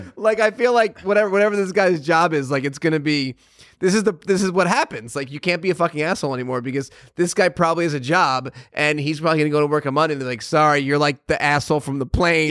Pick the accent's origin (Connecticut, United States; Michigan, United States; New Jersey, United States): Connecticut, United States; moved away; I grew up in Connecticut